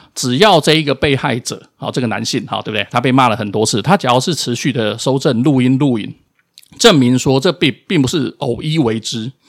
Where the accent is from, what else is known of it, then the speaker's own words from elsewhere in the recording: Taiwan; 我们出生在这块土地上